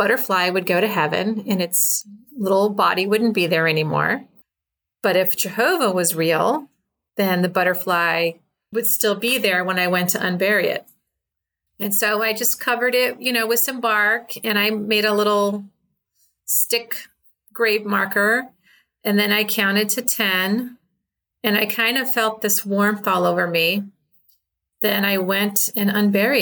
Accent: Chicago, Illinois, United States; I grew up in Chicago

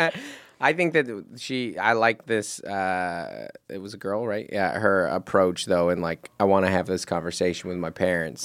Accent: Seattle, Washington, United States; now in Southern California, United States; I grew up in Seattle

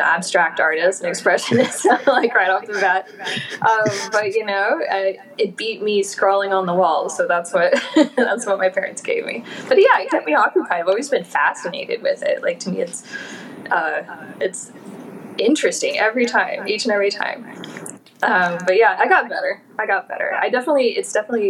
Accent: Oklahoma City, Oklahoma, United States; moved away as an adult; now in Baltimore, United States; I spent 18 years in Oklahoma. Oklahoma City was where I spent 10 of those years. So I'm from the Midwest

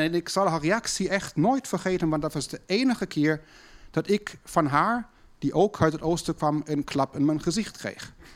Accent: Berlin, Germany; moved away; thuis bij ons in West-Berlijn

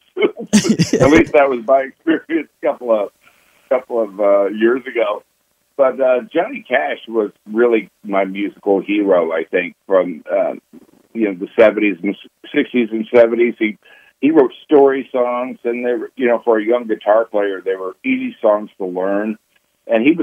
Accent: Texas, United States; born or raised there

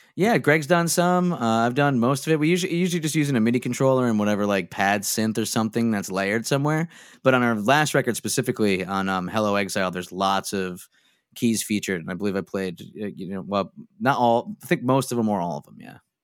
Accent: Scranton, Pennsylvania, United States; moved away as an adult; now in Philadelphia, United States; then we moved back up to Scranton, and that was where I grew up

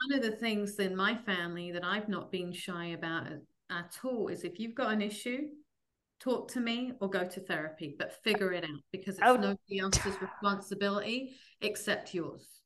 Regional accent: London, United Kingdom; moved away as an adult; now in New Jersey, United States; I grew up in London

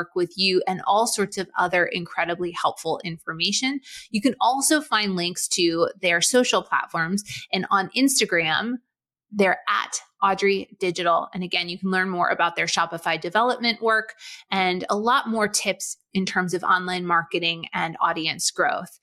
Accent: Boston, Massachusetts, United States; I grew up in Boston

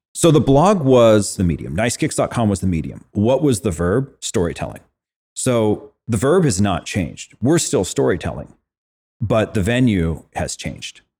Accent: Fresno, California, United States; I grew up in Fresno, California

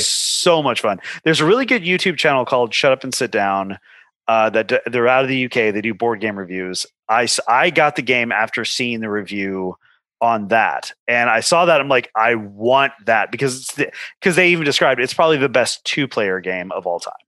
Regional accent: Los Angeles, California, United States; growing up in Southern California

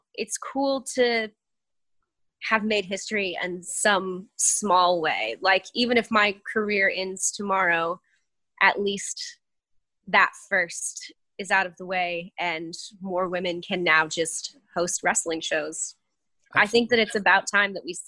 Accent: Lake Ozark, Missouri, United States; moved away as an adult; also born or lived in Springfield, Missouri; now in Baltimore, United States; I grew up in a really small town right outside of Lake Ozark, Missouri

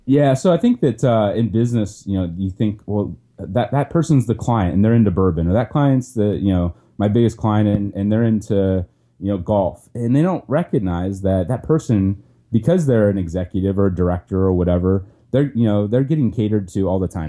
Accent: Ohio, United States; also born or lived in Cleveland; I grew up in Ohio, which is a great place to grow up

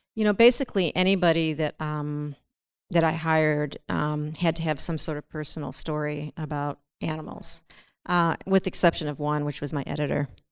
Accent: Chicago, Illinois, United States; I'm from Chicago

